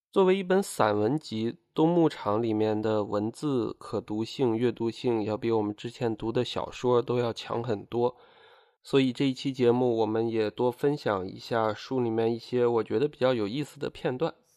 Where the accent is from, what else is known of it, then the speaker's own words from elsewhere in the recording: Inner Mongolia, China; 我自己是在内蒙古出生长大，虽然我家在城市里面就是没有真正去过过那种牧民生活